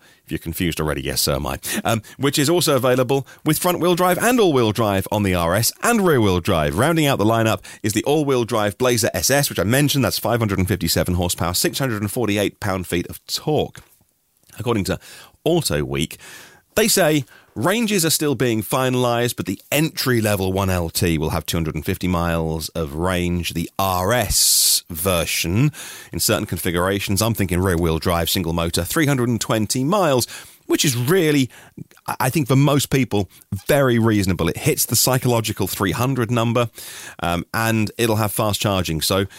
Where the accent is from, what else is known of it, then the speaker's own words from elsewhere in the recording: East of England, United Kingdom; accent: Norfolk; I grew up in Norfolk in East Anglia. I haven't got the Norfolk accent. Or I can still do it if I try. All right, boy, I am from Norfolk, but I don't speak like that, like many of my family still do.